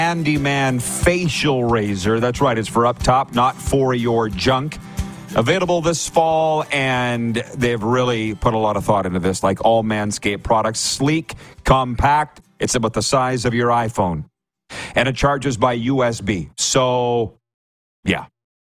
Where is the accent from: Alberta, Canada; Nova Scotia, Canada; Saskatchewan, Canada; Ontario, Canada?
Saskatchewan, Canada; I'm from Saskatchewan